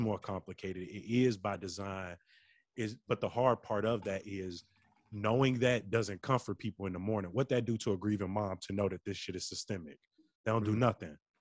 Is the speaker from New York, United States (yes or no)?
no; Chicago, Illinois, United States; growing up on the South Side, my relationship with my grandmother